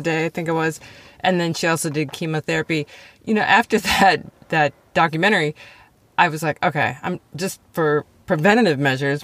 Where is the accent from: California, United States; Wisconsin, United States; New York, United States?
Wisconsin, United States; I grew up in Wisconsin around lakes